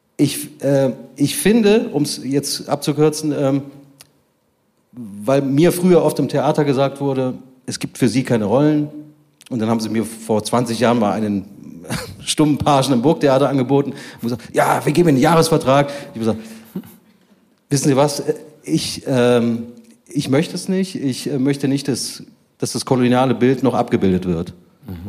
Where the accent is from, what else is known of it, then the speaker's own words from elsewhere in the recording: Bonn, North Rhine-Westphalia, Germany; ich als Bonner Inder